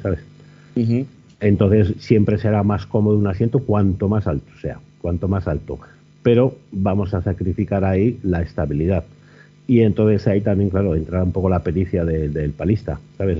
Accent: Burgos, Castile and León, Spain; aquí en Burgos? Pues, pues porque es mi tierra

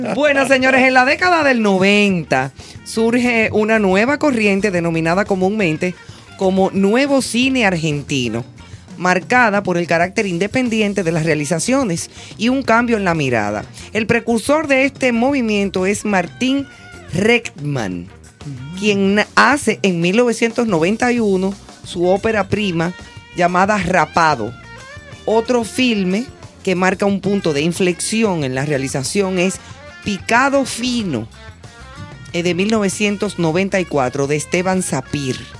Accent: Dominican Republic

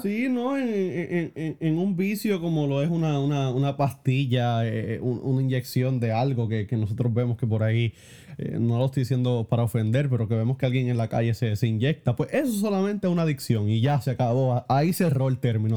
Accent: Puerto Rico; realmente esa fue la primera vez que yo salí de Puerto Rico

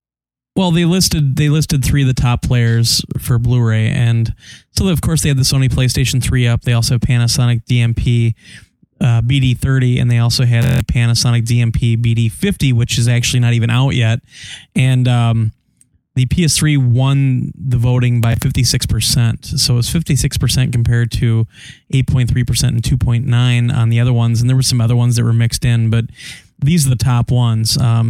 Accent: Dublin, Leinster, Ireland; I'm from Dublin.

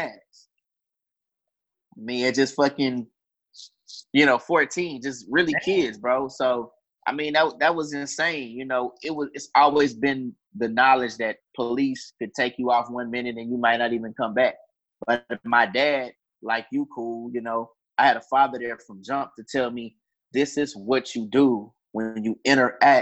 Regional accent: Houston, Texas, United States; I'm from Houston, Texas

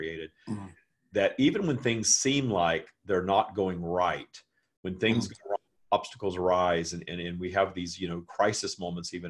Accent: the South, United States; I live in the United States, and I grew up in the South, where it was not okay to be gay at all

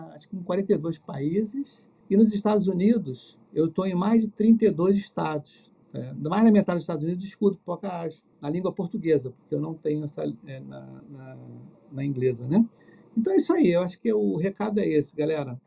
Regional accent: Rio de Janeiro, Brazil; eu sou aqui do Rio

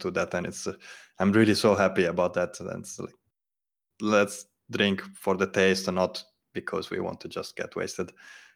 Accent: Veneto, Italy; I'm from Veneto in Italy, and the typical drink there is grappa

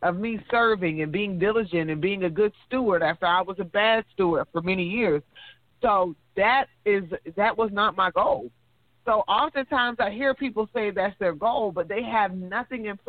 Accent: Georgia, United States; I went to technical school in my hometown in Georgia

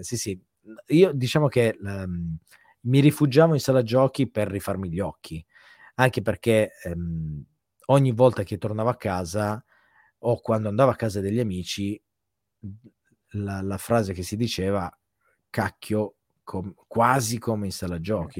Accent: province of Turin, Piedmont, Italy; vivo tuttora nello stesso paese in cui diciamo sono nato, mm, in provincia di Torino

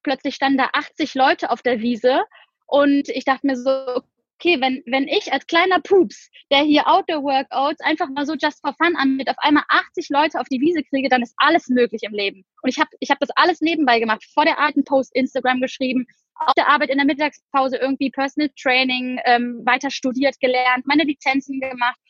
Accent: Cologne, North Rhine-Westphalia, Germany; moved away as an adult; also born or lived in Düsseldorf; now in Bali, Indonesia; komme aber gebürtig aus Köln

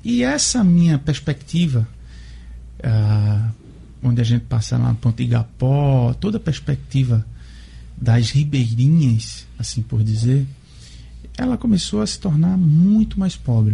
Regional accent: Pernambuco, Brazil; born or raised there; now in Natal, Brazil

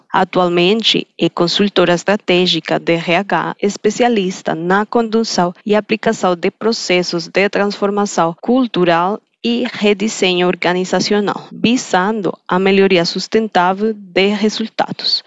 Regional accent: Colombia; Portuguese is a second language; moved away

